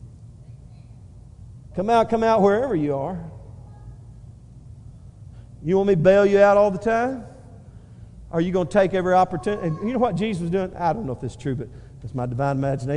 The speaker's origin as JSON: {"language": "English", "region": "Northeast Texas", "country": "United States", "moved": "yes", "said": "We came from Northeast Texas"}